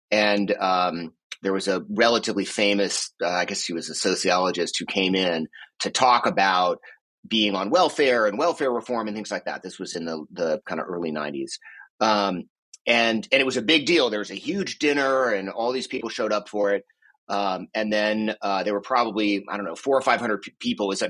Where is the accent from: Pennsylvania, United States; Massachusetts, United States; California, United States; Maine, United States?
Massachusetts, United States; Boston; born there; also born or lived in Boulder; I was born in Boston, although actually we moved to Boulder when I was uh, 11 days old.